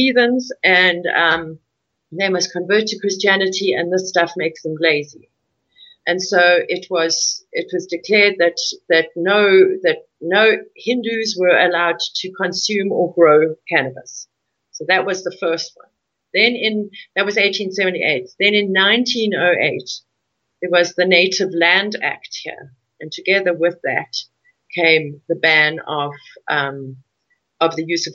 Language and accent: English; South Africa; my ancestors came here in 1820, so I'm very much entrenched as a South African